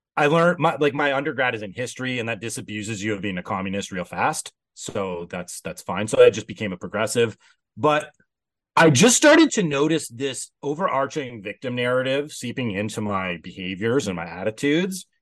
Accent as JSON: {"language": "English", "country": "Canada", "said": "I'm Canadian"}